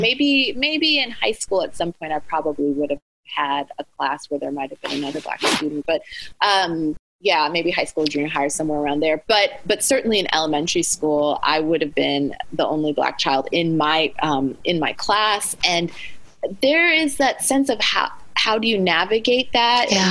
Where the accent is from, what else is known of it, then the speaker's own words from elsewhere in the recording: Anchorage, Alaska, United States; moved away as an adult; also born or lived in Cape Town, South Africa; now in Charlotte, United States; I was born and raised in Anchorage, Alaska. So I spent the first 18 years of my life, almost 18 years of my life before I went to college, living and growing up in Anchorage, Alaska.